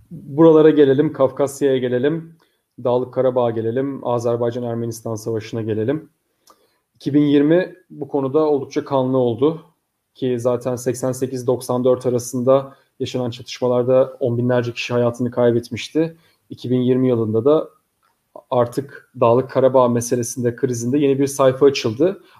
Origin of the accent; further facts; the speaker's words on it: Bishkek, Kyrgyzstan; Bişkek'te doğumluyum çünkü. Yani evet. Bişkek'te doğdum ben de.